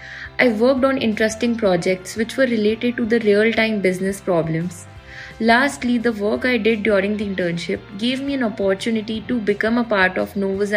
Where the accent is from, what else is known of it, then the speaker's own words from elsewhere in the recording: India; from India.